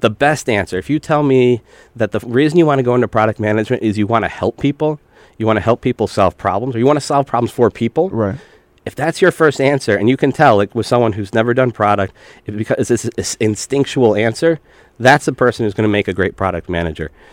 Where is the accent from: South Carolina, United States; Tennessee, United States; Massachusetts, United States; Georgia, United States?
Massachusetts, United States; Pittsfield; I grew up Western Massachusetts, uh, okay. Pittsfield